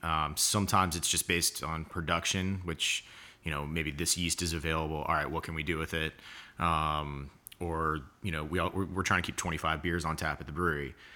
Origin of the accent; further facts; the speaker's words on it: Atlanta, Georgia, United States; moved away as an adult; also born or lived in Denver; now in Charleston, United States; I was in Atlanta till college and then Charleston